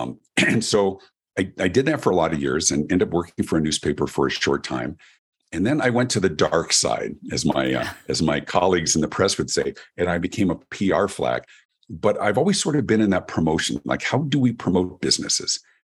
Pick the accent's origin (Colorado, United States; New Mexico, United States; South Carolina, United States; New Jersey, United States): Colorado, United States; Denver; My story, I grew up in Denver, Colorado, in America, and I've always been a performer